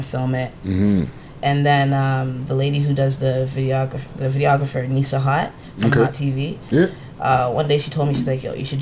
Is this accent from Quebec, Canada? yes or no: no; Toronto, Ontario, Canada; also born or lived in Pickering; I was in Scarborough, then I went to Pickering on some disciplinary shit, and then I came back to Scarborough still